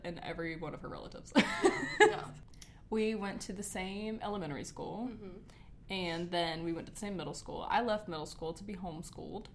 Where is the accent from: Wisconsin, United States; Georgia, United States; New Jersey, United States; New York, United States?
Georgia, United States; we are from Georgia